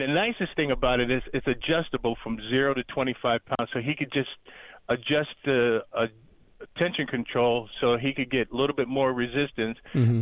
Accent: Erie, Pennsylvania, United States; now in Dallas, Georgia, United States; I'm from Erie, Pennsylvania, and we moved right outside Atlanta, Georgia, called Dallas, Georgia

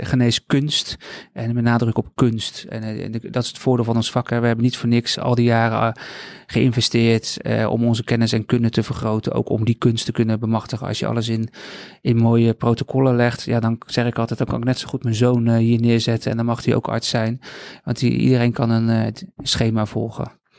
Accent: Rotterdam, South Holland, Netherlands; ik woon al heel mijn leven in Rotterdam

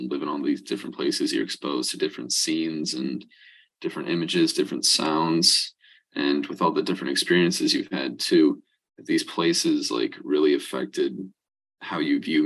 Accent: a small town in Michigan, United States; libraries, especially in my hometown, it's kind of like a town center

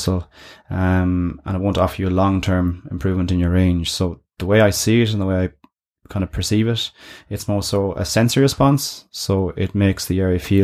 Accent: Ireland; how we are as an Irish nation

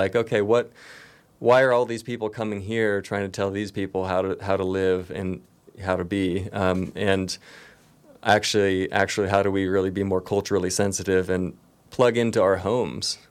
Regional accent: Nevada City, California, United States; I've grown up here and obviously I returned here immediately after my college experience. I grew up on Banner Mountain

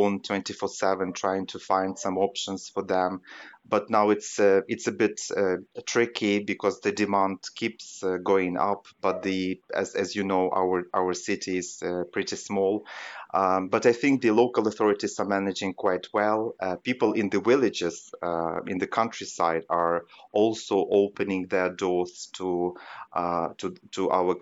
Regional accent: Western Ukraine, Ukraine; moved away as an adult; now in Kyiv, Ukraine; We are now in a western part of the country, in my hometown

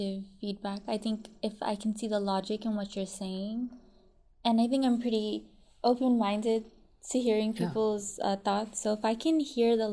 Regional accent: Richmond, California, United States; also born or lived in Fiji; growing up in Richmond, I think that's a big reason why I did like rap as much as I did, because I grew up in a place that, you know, really honored it.

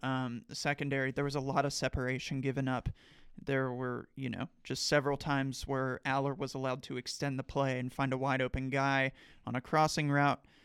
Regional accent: Point Pleasant, West Virginia, United States; now in Morgantown, United States; a writer for the newspaper in my hometown

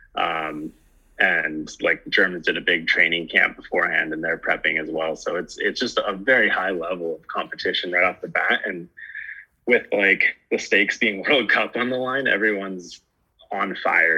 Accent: Truckee, California, United States; moved away as an adult; now in Canada; I actually grew up in California, in uh, in Truckee

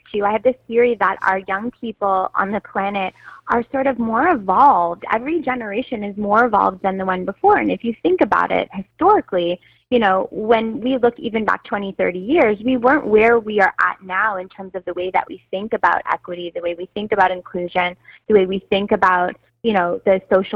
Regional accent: Toronto, Ontario, Canada; I grew up in Toronto

